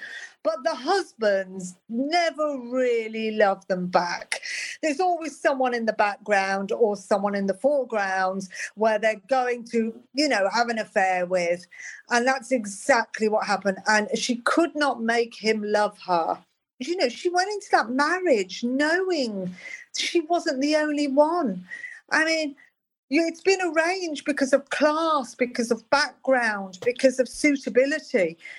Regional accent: Birmingham, West Midlands, United Kingdom; I was growing up in Birmingham. It was dark. It was grim. It was depressing.

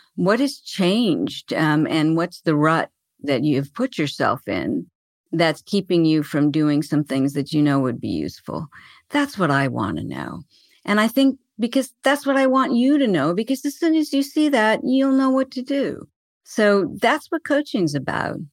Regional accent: Arizona, United States; I was born in Arizona and I still live here

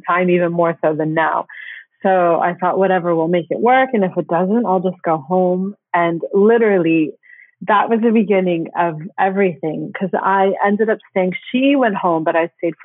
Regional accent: Florida, United States; moved away as an adult; also born or lived in Barcelona, Spain; now in London, United Kingdom; I'm originally from Florida in the States

